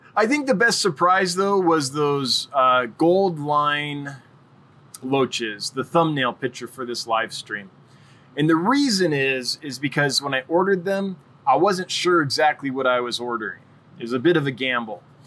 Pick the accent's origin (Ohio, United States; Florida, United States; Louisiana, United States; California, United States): California, United States; Los Angeles; now in Wyoming, United States; I come from Los Angeles, like in California. I've lived all over California, but most recently Southern California